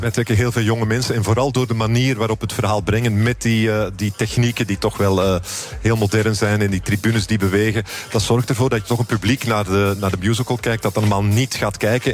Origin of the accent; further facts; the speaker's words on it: Flanders, Belgium; Ik ben eh, Europeaan, ik ben Belg en ik ben Vlaming.